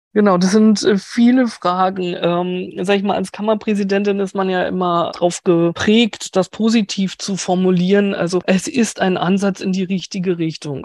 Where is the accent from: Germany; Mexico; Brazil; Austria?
Germany; Berlin; als Berlinerin